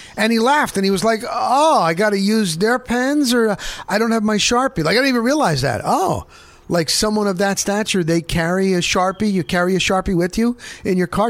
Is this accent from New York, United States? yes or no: no; Northern New Jersey, United States; I grew up in New Jersey, Northern New Jersey